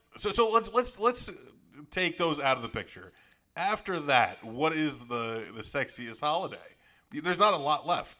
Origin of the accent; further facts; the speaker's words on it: Northeast, United States; we're both from the Northeast, you know, New York and New Jersey